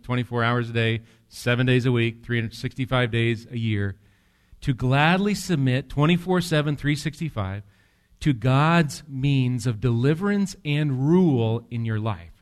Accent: near Medford, Wisconsin, United States; I grew up near Medford, Wisconsin

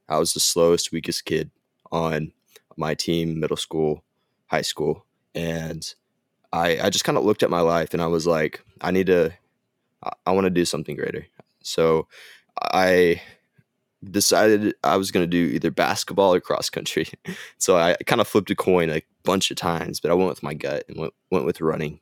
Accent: Gainesville, Texas, United States; also born or lived in Southern Arkansas University, Arkansas; I grew up and lived in Gainesville, Texas my whole life

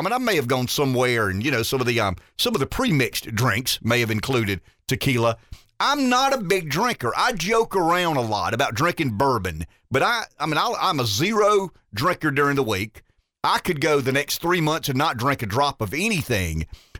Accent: the South, United States; And I'll tell you this, as a Southerner, I am bothered at times by how much we communicate with one another.

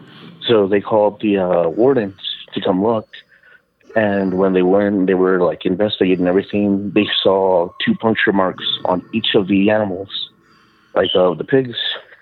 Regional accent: Texas, United States; I'm from South Texas.

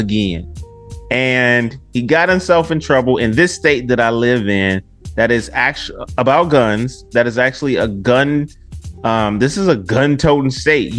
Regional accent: Detroit, Michigan, United States; now in Memphis, United States; y'all know I'm from the D. Y'all know I'm from Detroit

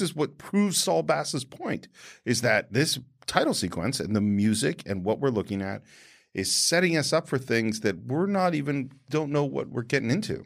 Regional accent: San Francisco, California, United States; I was born in San Francisco in Mount Sinai Hospital

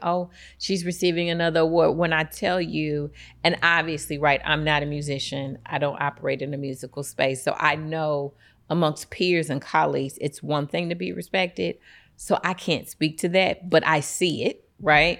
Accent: East St. Louis, Illinois, United States; I'm born and raised in East Saint Louis

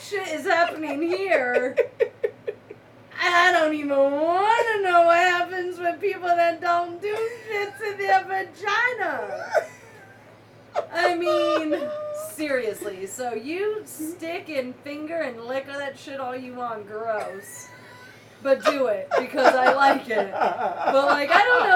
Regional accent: Fairfax County, Northern Virginia, United States; moved away; also born or lived in Mesa, Arizona / Nairobi, Kenya; I grew up in the Nova, D.C., Virginia area. Whoop, whoop, Nova. Fairfax County

